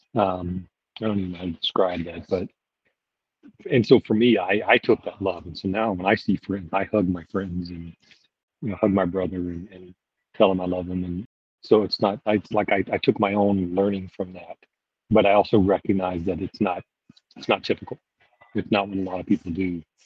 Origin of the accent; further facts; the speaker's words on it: Louisiana, United States; now in Fort Myers, United States; I grew up in Louisiana and I'm currently living in Fort Myers, Florida